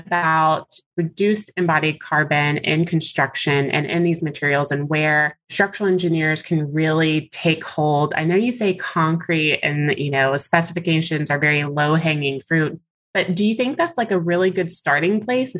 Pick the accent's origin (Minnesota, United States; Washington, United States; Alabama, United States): Alabama, United States; moved away as an adult; now in Texas, United States; I'm originally from Alabama, and I worked in a design firm there. And, you know, I'm currently in Texas now.